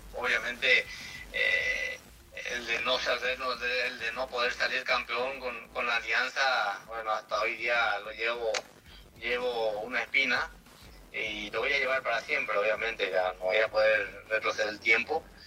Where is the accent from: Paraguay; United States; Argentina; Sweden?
Paraguay; como extranjero, como paraguayo